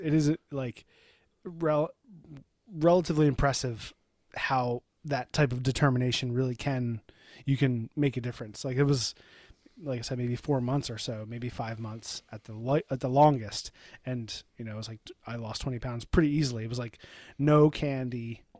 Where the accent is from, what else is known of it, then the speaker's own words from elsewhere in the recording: Ireland; I'm an Irishman.